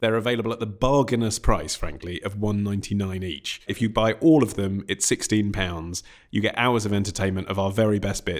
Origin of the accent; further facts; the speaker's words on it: England, United Kingdom; as an Englishman.